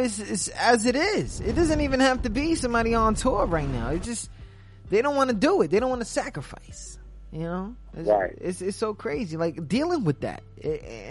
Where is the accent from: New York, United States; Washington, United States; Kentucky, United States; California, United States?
New York, United States; I'm from New York